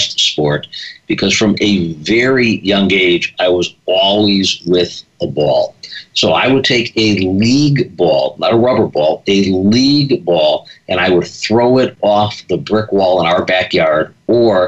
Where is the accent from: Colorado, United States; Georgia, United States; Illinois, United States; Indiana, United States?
Illinois, United States; Lincolnwood; also born or lived in Chicago; 1956, I was born in Chicago. Mom and dad moved to a community called Lincolnwood, which literally is the first suburb north of Chicago